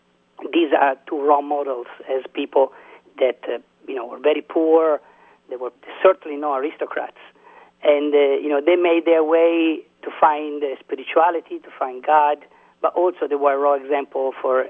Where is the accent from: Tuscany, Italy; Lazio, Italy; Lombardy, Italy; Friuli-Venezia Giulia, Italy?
Tuscany, Italy; Siena; English is a second language; Well, obviously, I'm from Siena, for example, so my role model is St. Catherine of Siena.